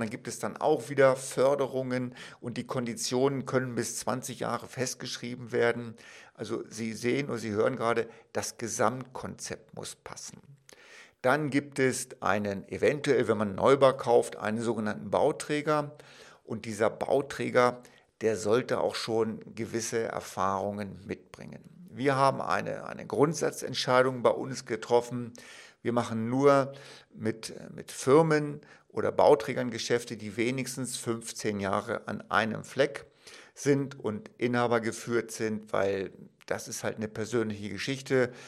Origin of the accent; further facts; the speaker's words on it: Wolfsburg, Lower Saxony, Germany; Ich komme zum Beispiel aus Wolfsburg, eine wunderbare Stadt, klar bin ich auch geboren